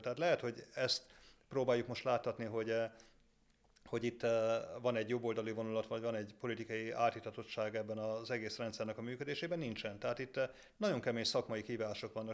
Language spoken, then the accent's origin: Hungarian; Debrecen, Hajdú-Bihar, Hungary; jó lokálpatrióta vagyok eh, Debrecenben, mert igaz, onnan, onnan származom